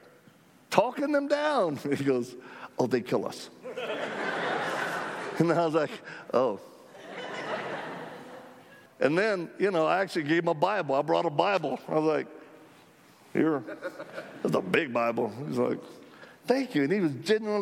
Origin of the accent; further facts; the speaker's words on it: United States; we're Christians from America